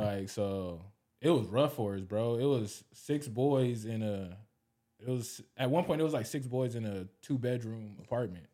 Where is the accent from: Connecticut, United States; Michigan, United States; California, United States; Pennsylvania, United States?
California, United States; Los Angeles; also born or lived in Long Beach, California; I grew up in L A. I grew up in South Central